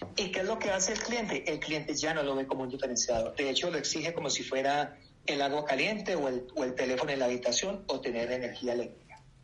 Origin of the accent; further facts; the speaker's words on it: Colombia; moved away; also born or lived in United States; Soy colombiano, nacionalizado en Estados Unidos hace 25 años